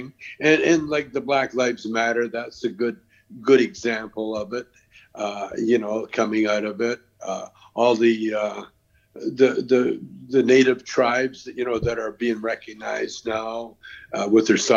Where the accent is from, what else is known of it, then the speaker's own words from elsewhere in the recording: Canada; I'm Canadian.